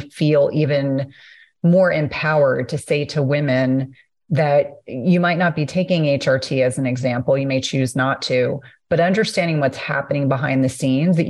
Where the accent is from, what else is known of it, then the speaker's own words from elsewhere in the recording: New Jersey, United States; I grew up in New Jersey